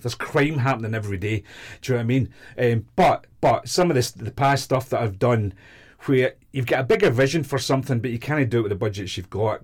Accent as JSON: {"language": "English", "town": "Glasgow", "region": "Scotland", "country": "United Kingdom", "also_born_or_lived": "London", "moved": "as an adult", "said": "I was from Glasgow"}